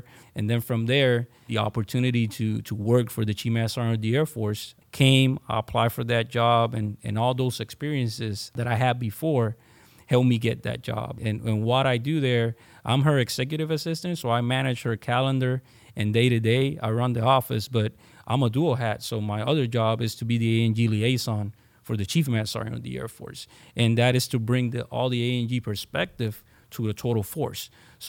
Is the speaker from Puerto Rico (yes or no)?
yes; San Juan, Puerto Rico; I was born and raised in San Juan, Puerto Rico. I'm an Army brat.